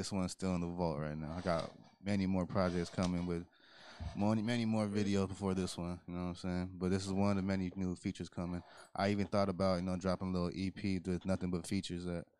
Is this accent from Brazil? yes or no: no; Stockton, California, United States; Southside Stockton. Okay, I grew up on El Dorado and Delhi.